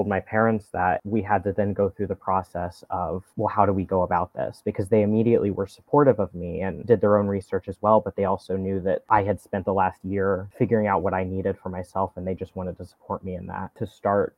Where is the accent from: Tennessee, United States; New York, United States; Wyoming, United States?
Tennessee, United States; Knoxville; moved away; I was in Knoxville. I'm from Knoxville, Tennessee